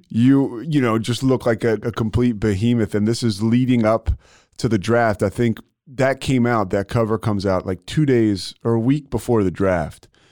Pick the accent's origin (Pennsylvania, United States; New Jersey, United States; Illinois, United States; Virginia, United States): Pennsylvania, United States; Philadelphia; moved away; I'm from Philly, so all my friends are are uh, a lot of them are still up there